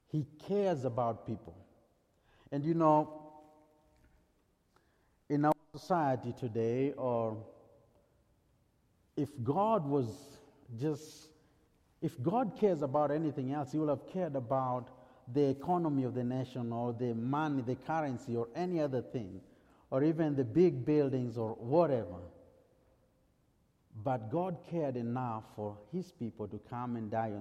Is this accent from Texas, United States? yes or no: yes; Texas, United States; accent: heavy Texan; I still have my heavy Texan accent